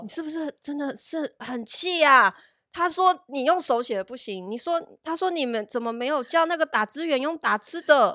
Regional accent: Taiwan; moved away as an adult; also born or lived in Shanghai, China; 我们台湾人

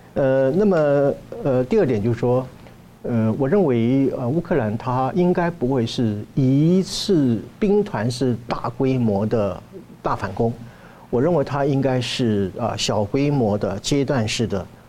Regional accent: Taiwan; 对于我们台湾人来讲的话

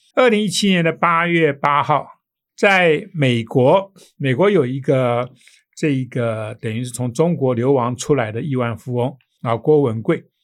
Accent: Taiwan; 我们台湾人

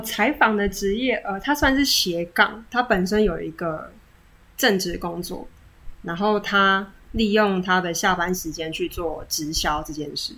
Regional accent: Chiayi, Taiwan; now in Taipei, Taiwan; 我来自嘉义。 ，也是北漂族之一

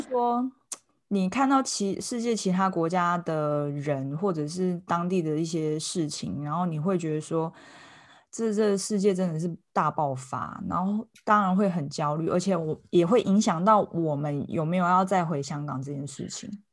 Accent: Taiwan; 我们台湾人

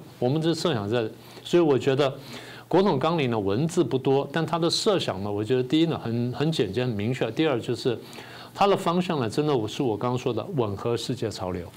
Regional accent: Taiwan; 我们台湾人不是笨， 我们台湾人是善良

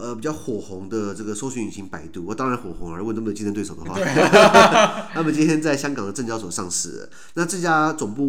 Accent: Taiwan; 因为我台湾人可能比较不熟悉南北半球

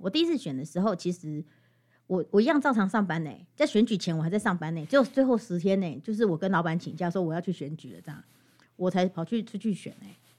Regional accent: Hualien County, Taiwan; first language Amis; 我大学毕业回来，我其实主语讲得不好

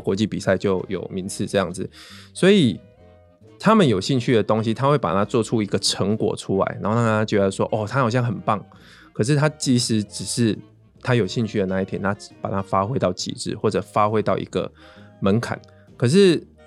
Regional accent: rural Pingtung, Pingtung County, Taiwan; 我其实小时候会觉得我在屏东乡下长大

